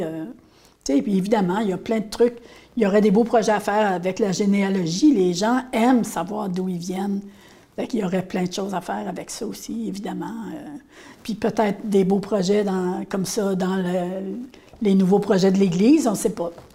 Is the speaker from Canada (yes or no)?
yes; Grande-Rivière, Quebec, Canada; je viens de Petit beau